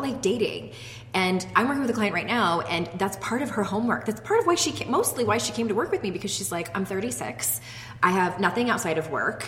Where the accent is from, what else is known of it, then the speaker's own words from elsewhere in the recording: San Diego, California, United States; moved away as an adult; now in Utah, United States; when we moved from my hometown of San Diego to the state of Utah